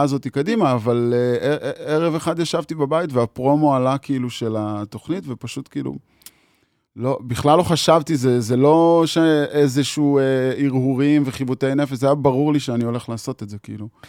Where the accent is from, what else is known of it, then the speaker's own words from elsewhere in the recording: Magal, Haifa District, Israel; אני קיבוצניק מקיבוץ מגל, ואת רוב השנים הצעירות שלי העברתי עם החברים במקלט